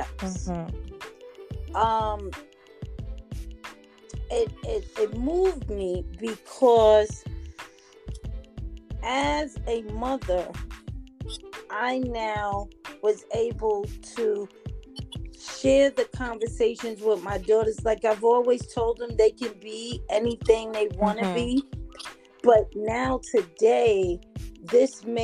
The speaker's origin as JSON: {"language": "English", "town": "New York City", "region": "New York", "country": "United States", "said": "I'm from the Bronx"}